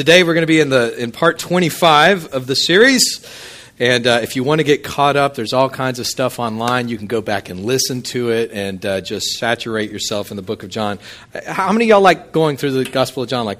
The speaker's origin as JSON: {"language": "English", "town": "Midland", "region": "Texas", "country": "United States", "tie": "born or raised there", "moved": "yes", "lives_now": "Hammond, United States", "said": "I grew up out in West Texas, Midland, and the annual rainfall was something like 9 to 11 inches in a year"}